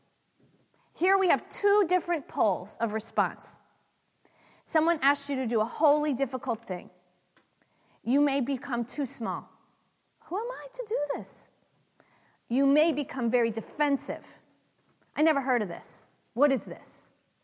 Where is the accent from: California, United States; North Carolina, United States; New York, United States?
California, United States; San Francisco; I'm from San Francisco